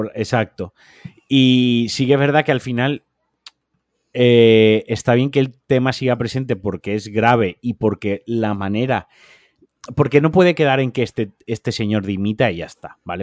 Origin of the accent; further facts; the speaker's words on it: Valencia, Valencian Community, Spain; now in Málaga, Spain; yo siendo valenciano, de Soca y eh, habiendo nacido en Valencia y habiendo sido paellero en Valencia.